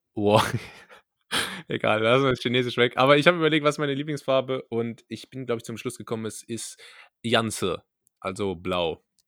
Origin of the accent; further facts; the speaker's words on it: Rhineland-Palatinate, Germany; accent: Pfälzisch; moved away; Ich beherrsche nämlich Pfälzisch äh, von Geburt